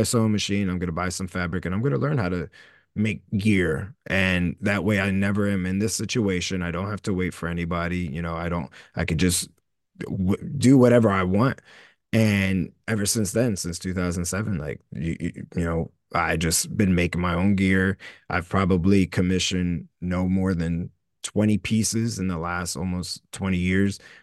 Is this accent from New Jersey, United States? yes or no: yes; Camden, New Jersey, United States; I always still feel like I'm the dude from Camden, New Jersey